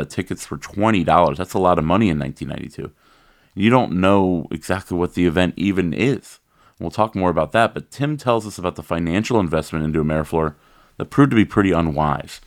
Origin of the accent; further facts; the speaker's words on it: Columbus, Ohio, United States; Columbus, Ohio, my hometown